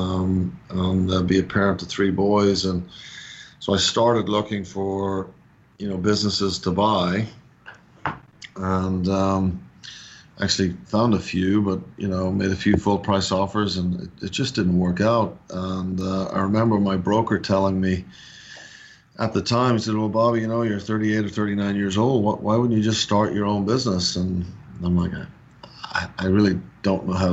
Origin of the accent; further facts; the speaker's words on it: Dublin, Leinster, Ireland; moved away as an adult; now in Atlanta, United States; I'm actually born and raised in Dublin, Ireland, or just north of Dublin.